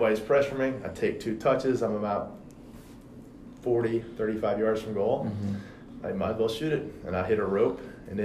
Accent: Richmond, Virginia, United States; born or raised there

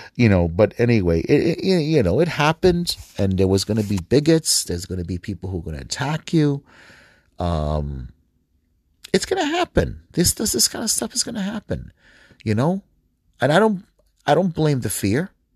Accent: United States; I am American. I am a Middle Eastern descent, Arab, Palestinian, Egyptian

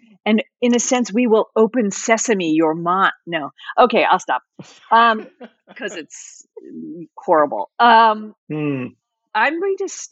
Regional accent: Northwest Central New Jersey, United States; I'm from Northwest Central New Jersey

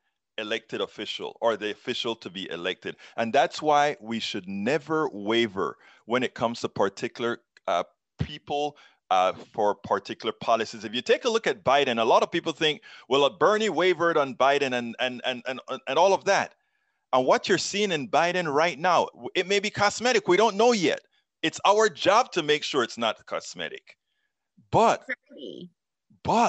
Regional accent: Panama; now in United States; I'm from Central America. I am from Panama

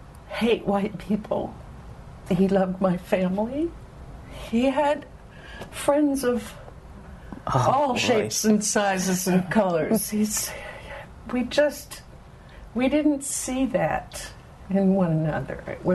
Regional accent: California, United States; And I grew up in California, you know, it's a southern thing.

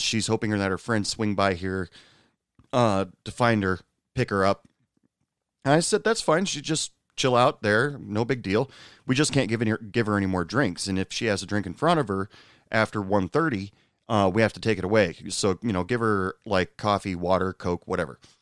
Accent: the Northwest, Pacific Northwest, United States; now in West Texas, United States; I was born and raised in the Northwest

